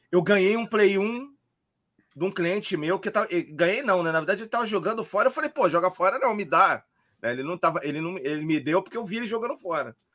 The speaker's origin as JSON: {"language": "Portuguese", "region": "Rio de Janeiro", "country": "Brazil", "lives_now": "Florianópolis, Brazil", "said": "eu comecei a colecionar quando eu mudei para Floripa, né? Que eu sou carioca. Eu mudei para Floripa em 2004."}